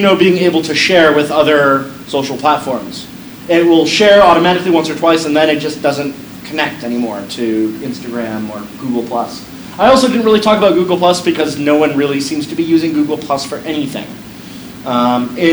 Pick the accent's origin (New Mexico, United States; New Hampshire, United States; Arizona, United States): Arizona, United States; Peoria; when I was a angsty teenager growing up in Peoria